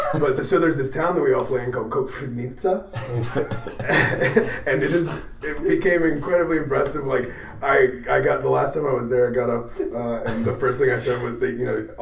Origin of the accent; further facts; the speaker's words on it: Pennsylvania, United States; born there; So I was born in Northwest Pennsylvania, but only lived there for the first year of my life, so I also have the right to say yins.